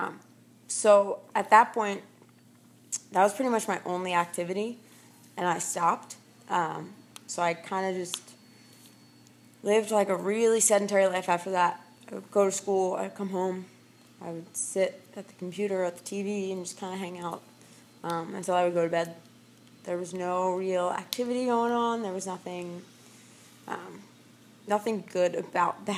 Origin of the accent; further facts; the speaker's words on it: Blue Bell, Pennsylvania, United States; I grew up in Bluebell, Pennsylvania. Lived there my whole life